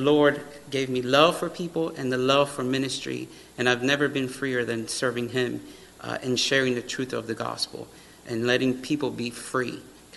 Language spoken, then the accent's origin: English; Miami, Florida, United States; moved away; I grew up here in Miami, and then we moved up here.